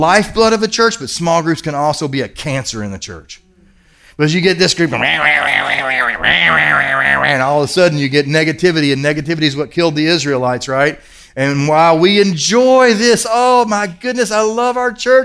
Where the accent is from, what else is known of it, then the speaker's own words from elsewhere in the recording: Kentucky, United States; moved away; I grew up in Kentucky.